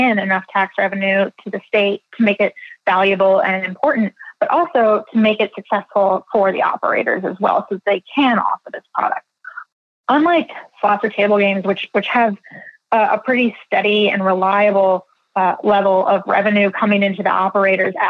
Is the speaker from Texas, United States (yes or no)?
no; Philadelphia, Pennsylvania, United States; moved away; I'm originally from Philadelphia